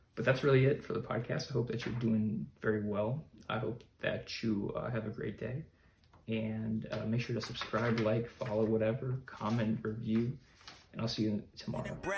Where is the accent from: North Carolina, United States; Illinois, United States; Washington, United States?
Illinois, United States; Chicago; I grew up in America, in the US, in uh, Chicago, a large city